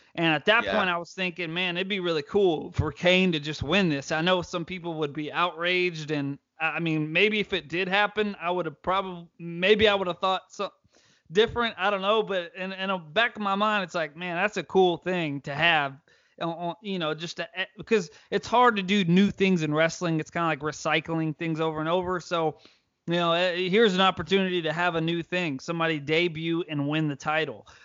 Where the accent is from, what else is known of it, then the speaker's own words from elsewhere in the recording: United States; as an American